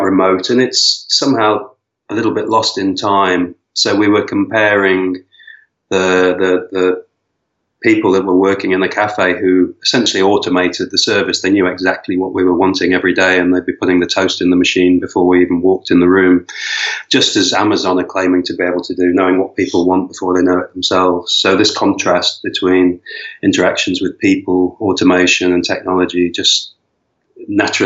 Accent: Vancouver, British Columbia, Canada; moved away as an adult; also born or lived in Lisbon, Portugal; now in Madeira, Portugal; I'm originally from Vancouver, and I came from Vancouver to Lisbon in 2008

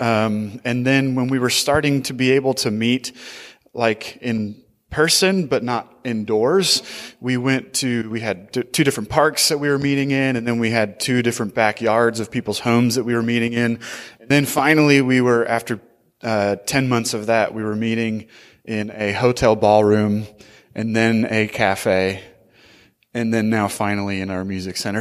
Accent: Portland, Oregon, United States; moved away as an adult; now in Seattle, United States; I grew up in Portland

